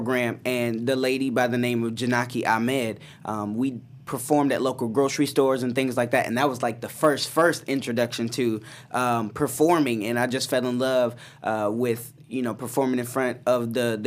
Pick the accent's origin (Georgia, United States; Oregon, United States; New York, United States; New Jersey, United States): Georgia, United States; Atlanta; moved away; also born or lived in Ann Arbor, Michigan; It was fun for me growing up. I was in a theater group in Atlanta called Youth Ensemble of Atlanta.